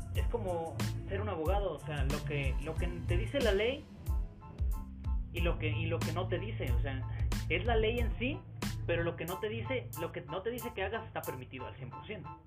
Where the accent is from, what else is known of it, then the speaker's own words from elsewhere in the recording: Mexico; somos típicos mexicanos, o sea, nuestras familias son muy grandes